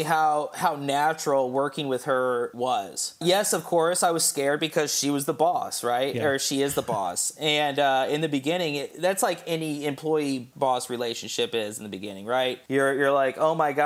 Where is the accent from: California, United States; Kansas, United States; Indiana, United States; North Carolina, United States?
Indiana, United States; Indianapolis; also born or lived in Fortville, Indiana; I was born and raised in Broderpool, actually, right down the street from Broderpool High School